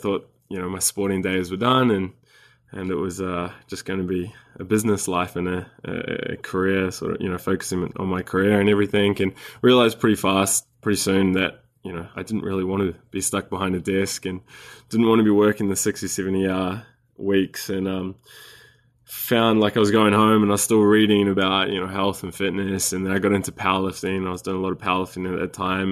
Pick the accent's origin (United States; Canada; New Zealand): New Zealand; moved away as an adult; also born or lived in Sydney, Australia; I'm a Kiwi, a New Zealander. I was born in New Zealand and spent, uh, twenty-odd years here